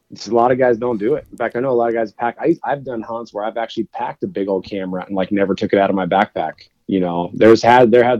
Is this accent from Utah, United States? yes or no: no; Oregon, United States; I grew up in Oregon